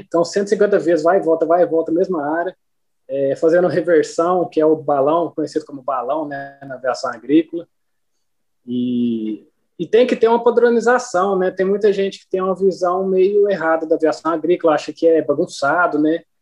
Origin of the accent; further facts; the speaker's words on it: Uberlândia, Minas Gerais, Brazil; also born or lived in Guarda-Mor, Minas Gerais; sou de Uberlândia, Minas Gerais, né? Nascido e criado em Uberlândia